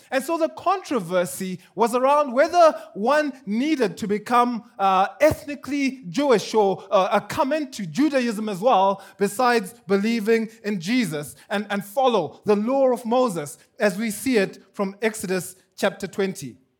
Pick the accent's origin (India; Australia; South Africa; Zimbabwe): Zimbabwe; now in Kenya; I'm from Zimbabwe